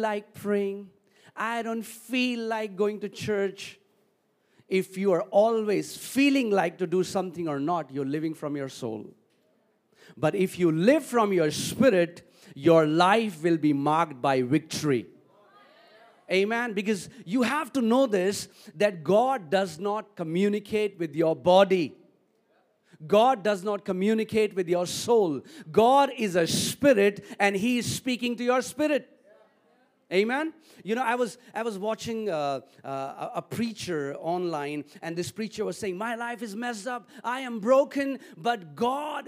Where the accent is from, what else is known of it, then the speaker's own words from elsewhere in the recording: Delhi, India; I am from Delhi.